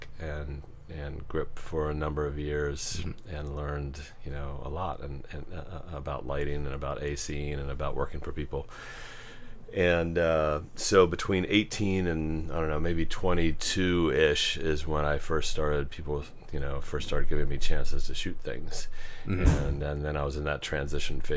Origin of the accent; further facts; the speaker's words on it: Arlington, Virginia, United States; I grew up in Arlington, not too far from here, and lived there my entire life.